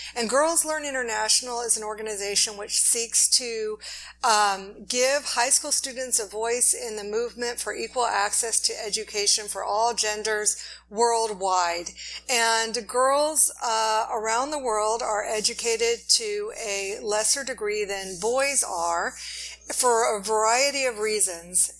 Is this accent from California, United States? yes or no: yes; Los Angeles, California, United States; we're from Los Angeles